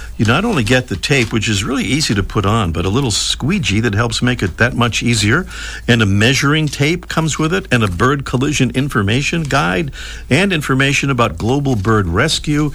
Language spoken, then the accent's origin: English; Pawtucket, Rhode Island, United States; moved away; Pawtucket is my hometown.